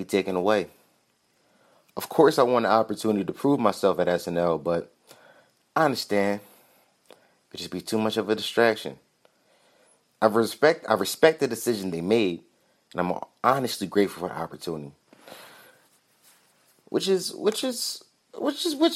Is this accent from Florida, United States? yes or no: no; Philadelphia, Pennsylvania, United States; I'm from Philly